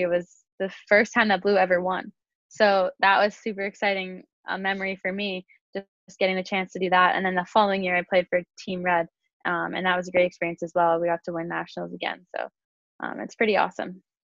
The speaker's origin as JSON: {"language": "English", "town": "Milton", "region": "Ontario", "country": "Canada", "tie": "born or raised there", "said": "I grew up in Milton and I started playing hockey when I was around 7 years old"}